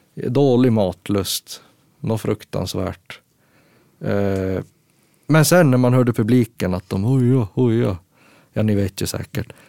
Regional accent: Gällivare, Norrbotten County, Sweden; Vi är ju från Gällivare då och det mm. ligger ju jättehögt upp.

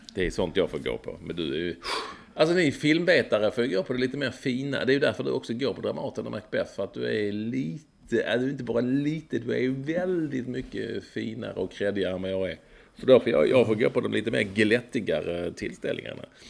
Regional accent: Malmö, Skåne, Sweden; när jag var liten på Lindängen.

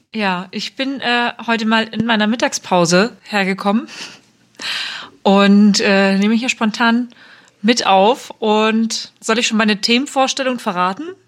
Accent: Bautzen, Saxony, Germany; ich bin in Bautzen geboren und aufgewachsen, kleine Stadt in Ostsachsen

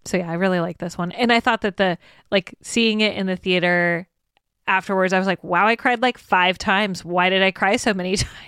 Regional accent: United States; we as American audiences

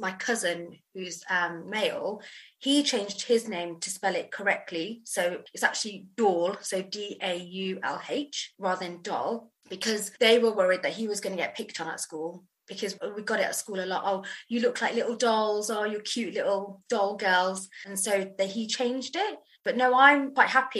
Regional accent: England, United Kingdom; I'm English.

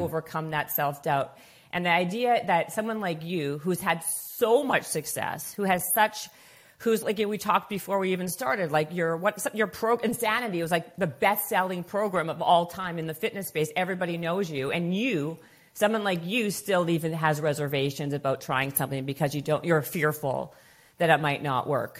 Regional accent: Canada; moved away as an adult; now in Los Angeles, United States; I'm from Canadian

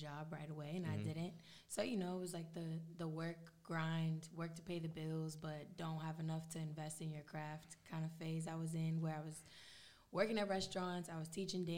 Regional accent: Sacramento, California, United States; also born or lived in Los Angeles, California; I'm from Sacramento, California, born and raised. I moved to LA right after high school

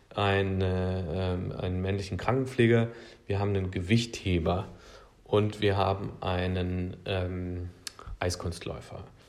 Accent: Thuringian Forest, Germany; Ich bin im Thüringer Wald aufgewachsen.

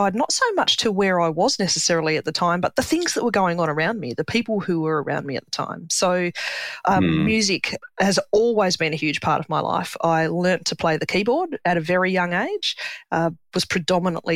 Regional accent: Hobart, Tasmania, Australia; now in Adelaide, Australia; I was born in Hobart in Tassie, and I was the oldest daughter of three.

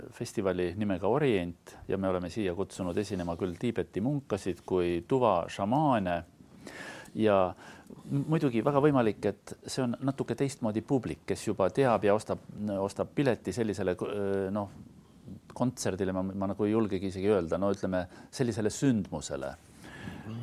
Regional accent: Estonia; first language Estonian; ma olen ikkagi täiesti eestlane

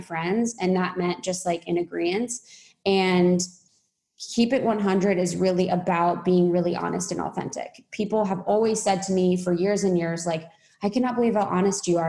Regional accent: Midwest, United States; moved away; I'm from Midwest

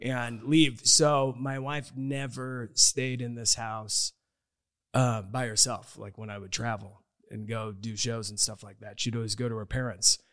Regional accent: Omaha, Nebraska, United States; my folklore growing up in Omaha was at Humble Park.

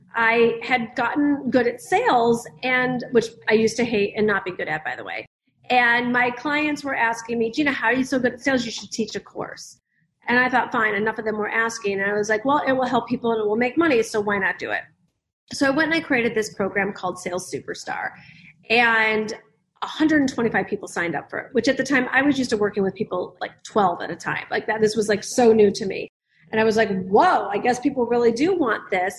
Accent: the Midwest of America, United States; I grew up in the Midwest of America

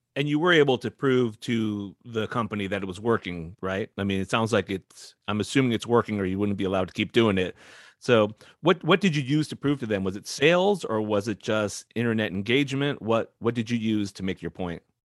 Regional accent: West Coast, United States; I grew up on the West Coast.

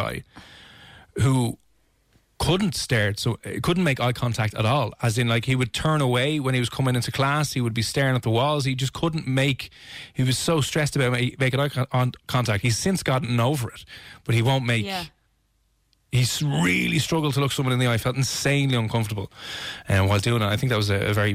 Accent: Ireland; as Irish people

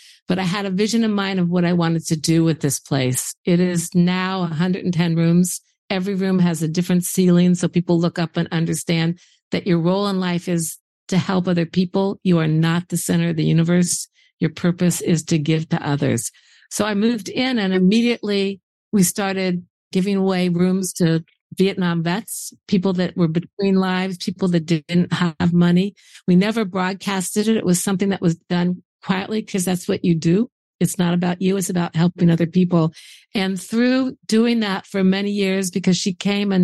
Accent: Indiana, United States; I grew up in Indiana

